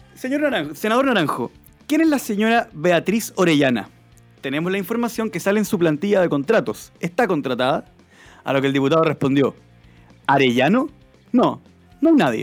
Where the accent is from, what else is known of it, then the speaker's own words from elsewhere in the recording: Chile; Somos dos diputados chilenos